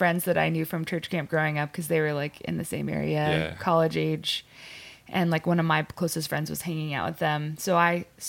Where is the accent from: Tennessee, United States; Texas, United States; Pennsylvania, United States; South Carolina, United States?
Tennessee, United States; Cleveland; also born or lived in Florida; I'm raised Tennessee. Logan's born and raised Tennessee. I was born in Florida, but I've been in Tennessee since I was seven.